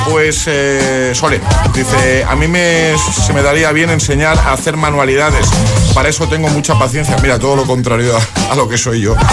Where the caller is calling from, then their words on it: Tres Cantos, Community of Madrid, Spain; de Madrid, Tres Cantos.